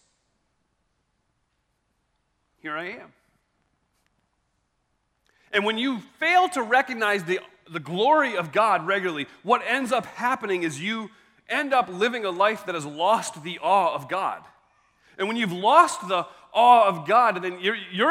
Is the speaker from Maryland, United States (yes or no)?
yes; Maryland, United States; I'm from Maryland